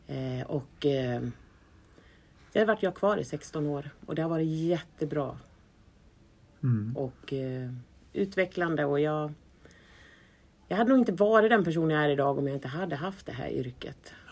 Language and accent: Swedish; Sweden; som man som svensk